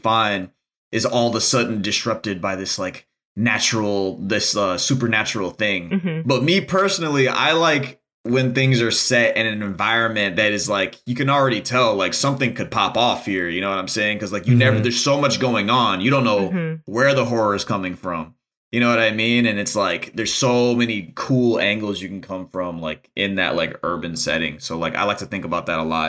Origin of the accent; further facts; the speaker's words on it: Detroit, Michigan, United States; I grew up in Detroit, Michigan, and Detroit is a super, it's dense culturally